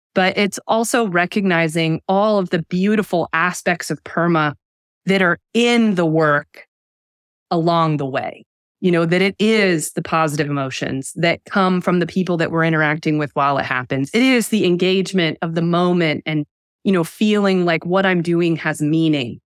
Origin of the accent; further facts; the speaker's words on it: United States; I'm an American.